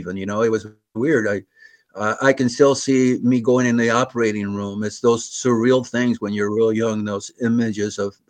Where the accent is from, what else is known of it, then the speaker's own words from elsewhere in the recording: Chula Vista, California, United States; also born or lived in Mexico City, Mexico / Los Angeles / Sausalito / National City; I was here from Chula Vista in 1951 to the present. I lived in Los Angeles and Sausalito and National City and New York for a little while.